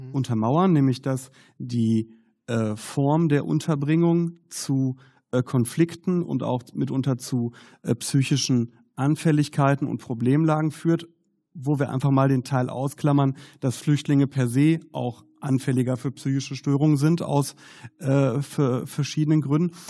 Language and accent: German; Herne, North Rhine-Westphalia, Germany; Ich komme ja aus Herne. Und äh, Herne ist im Ruhrgebiet.